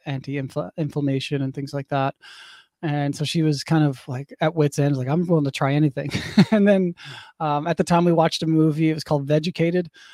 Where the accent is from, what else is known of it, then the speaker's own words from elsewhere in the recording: St. John's, Newfoundland and Labrador, Canada; I grew up in Saint John's, Newfoundland, on the east coast of Canada